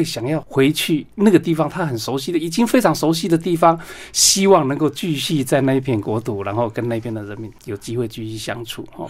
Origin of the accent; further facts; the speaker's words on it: Taitung County, Taiwan; also born or lived in Indonesia; 我是台东人哈，我是台东出生的，在台湾的东部啊，本身有一点点的原住民的血统，大概四分之一左右